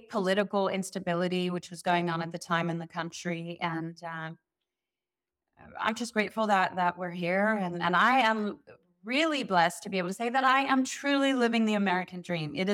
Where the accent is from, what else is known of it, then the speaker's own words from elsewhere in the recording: South Africa; now in Beverly Hills, United States; South Africa, so maybe maybe I should bring the South African accent back.